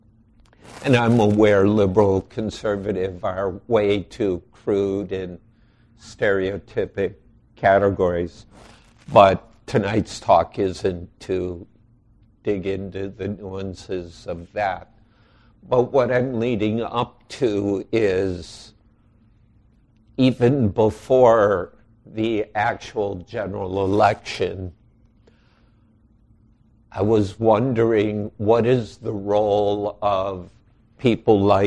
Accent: outside Chicago, Illinois, United States; now in Wisconsin, United States; I grew up outside Chicago

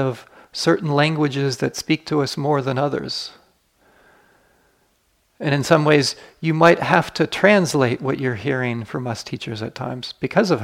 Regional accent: United States; I grew up in the United States.

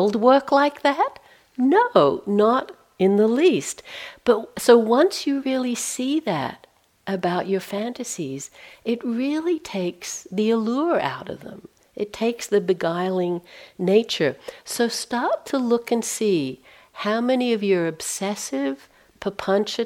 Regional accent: Australia; moved away as an adult; I'm from Australia. I left there in 1980, so been out of, haven't lived there for a long time.

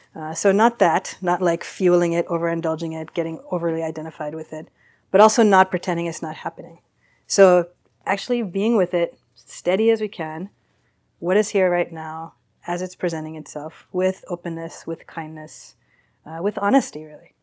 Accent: East Coast, United States; moved away as an adult; now in San Francisco, United States; grew up on the East Coast

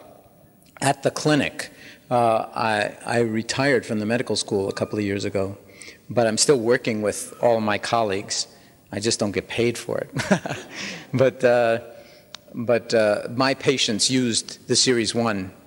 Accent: New York City, New York, United States; I was born in New York City in 1944

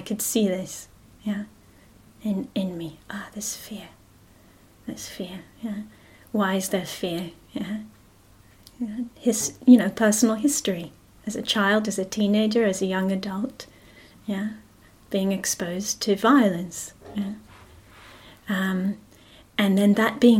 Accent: Jerusalem, Jerusalem District, Israel; moved away; I grew up in Israel, yeah, and I grew up in Jerusalem

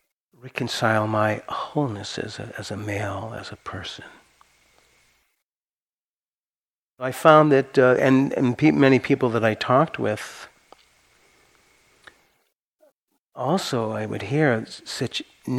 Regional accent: Santa Cruz, California, United States; I'm from Santa Cruz, we like it weird

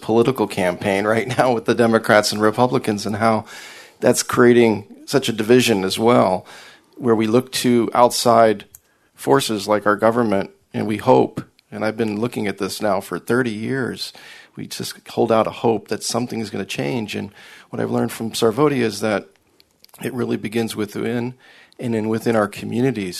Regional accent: Reno, Nevada, United States; I'm from Reno. I'm a businessman

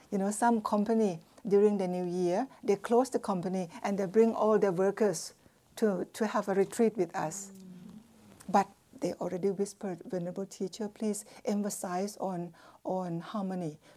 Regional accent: Shantiniketan, West Bengal, India; In Shantiniketan, that's where I did my first degree, near near Bengal, no, in Bengal, near Calcutta, four hours north of Calcutta.

